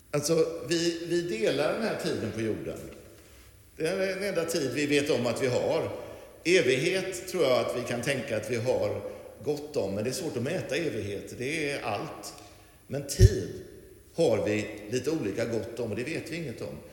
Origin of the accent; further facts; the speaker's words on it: Lerum, Västra Götaland, Sweden; så växte jag upp att, eh, det som var liksom grejen, och det var ju här i Lerum som inte var alls så här stort då på den tiden